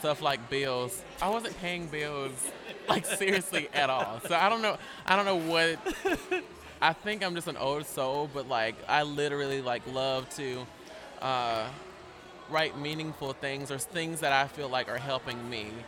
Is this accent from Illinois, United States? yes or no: no; Greensboro, North Carolina, United States; also born or lived in Mississippi / Alabama; I can truly say I am from North Carolina because I was like 8 when we moved.